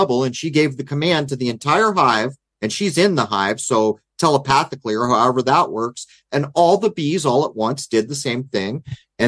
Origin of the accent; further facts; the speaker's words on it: San Diego, California, United States; growing up in East County of San Diego